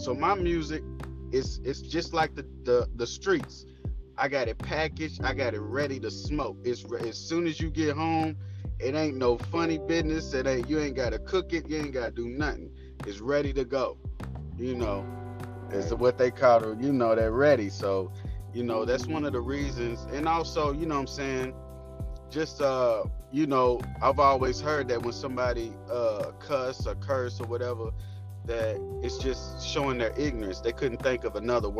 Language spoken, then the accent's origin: English; Louisville, Kentucky, United States; I'm from Louisville, Kentucky, and I rep the whole city